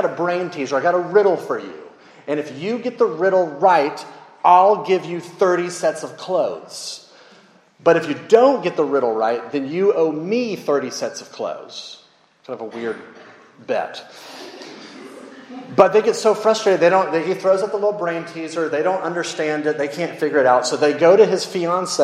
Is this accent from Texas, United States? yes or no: yes; Dallas, Texas, United States; I grew up in Dallas.